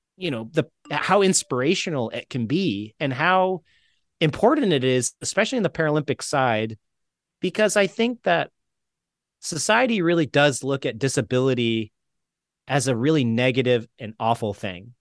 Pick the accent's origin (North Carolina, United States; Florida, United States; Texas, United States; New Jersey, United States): Florida, United States; St. Petersburg; moved away; in Tampa, which is near where I grew up in Saint Pete